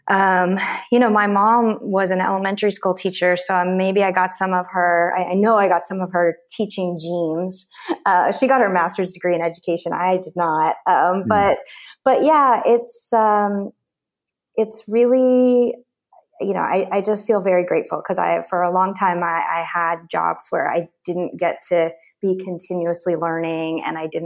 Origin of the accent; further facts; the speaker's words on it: Oklahoma, United States; I grew up in Oklahoma where people are pretty like down homie